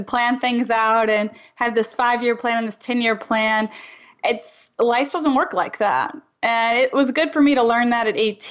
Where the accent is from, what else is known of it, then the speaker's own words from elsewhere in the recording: Louisiana, United States; I'm from Louisiana